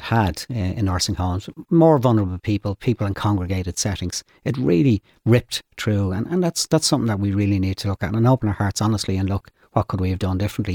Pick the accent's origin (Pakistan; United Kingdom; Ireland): Ireland; Dublin, Leinster; I grew up in Finglas, uh, North Dublin, Finglas West